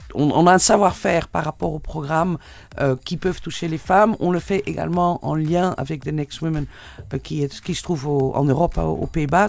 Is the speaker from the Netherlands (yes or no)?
yes; Netherlands; French is a second language; now in Tunisia; Vous entendez peut-être mon accent, donc, parce que je suis hollandaise